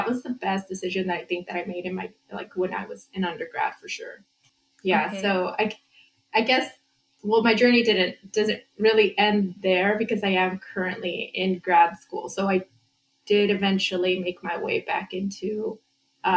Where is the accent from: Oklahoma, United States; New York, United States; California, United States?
California, United States; Santa Ana; I grew up in Santa Ana.